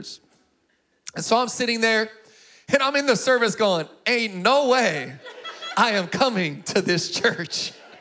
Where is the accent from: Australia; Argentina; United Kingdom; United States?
United States; Sacramento, California; also born or lived in Springfield, Missouri; I grew up in Sacramento